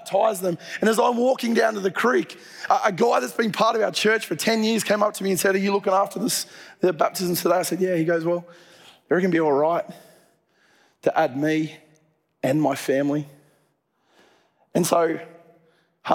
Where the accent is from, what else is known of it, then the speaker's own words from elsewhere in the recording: Dubbo, New South Wales, Australia; moved away; I grew up in Dubbo